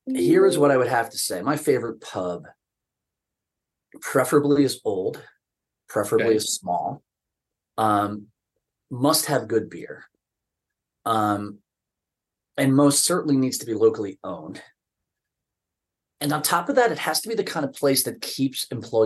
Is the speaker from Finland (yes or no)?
no; New Jersey, United States; I grew up in New Jersey.